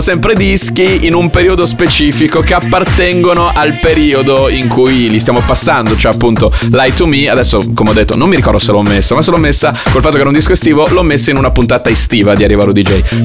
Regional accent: Bologna, Emilia-Romagna, Italy; sono bolognese

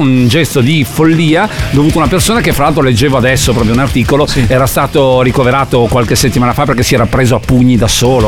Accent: Italy; io amo questo paese da, dal profondo del cuore perché sono cresciuto qua, sono nato qua

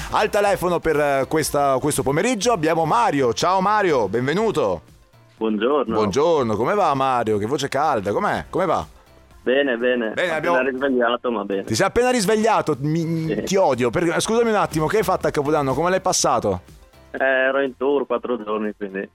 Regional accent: Palermo, Sicily, Italy; accent: Sicilian; now in Padua, Italy; Io sono di Palermo, ma vivo a Padova.

